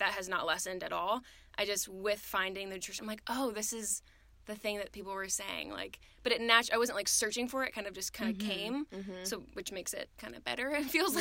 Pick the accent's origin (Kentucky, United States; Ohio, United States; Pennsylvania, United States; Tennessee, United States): Ohio, United States; moved away as an adult; also born or lived in South Carolina; I'm from Ohio, moved to South Carolina, lived there for about 4.5 years before moving here